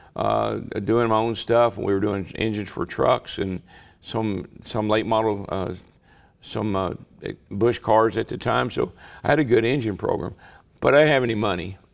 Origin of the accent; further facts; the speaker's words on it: Owensboro, Kentucky, United States; when I was a kid growing up in Owensboro, Kentucky